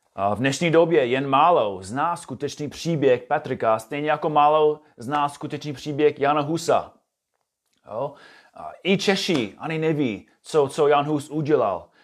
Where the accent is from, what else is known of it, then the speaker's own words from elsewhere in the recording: United States; Czech is a second language; moved away as an adult; now in Czech Republic; jsem původně z USA a bydlím tady se svou rodinou